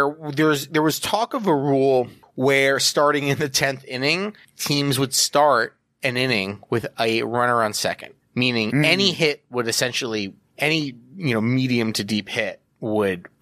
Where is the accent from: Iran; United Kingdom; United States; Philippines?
United States; I'm an American man